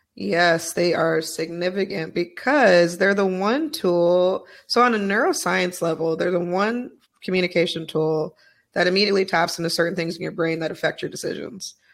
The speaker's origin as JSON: {"language": "English", "region": "Utah", "country": "United States", "tie": "born or raised there", "said": "I was raised in Utah"}